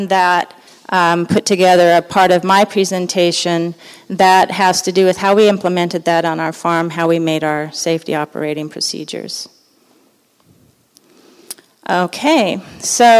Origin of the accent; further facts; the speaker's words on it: Los Angeles, California, United States; moved away; I grew up in Los Angeles, and you know, you kind of get acclimated to where you grow up.